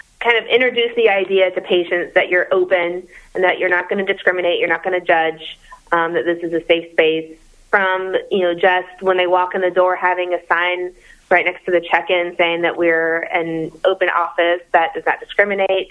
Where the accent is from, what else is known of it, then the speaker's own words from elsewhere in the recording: Atlanta, Georgia, United States; moved away as an adult; I am from Atlanta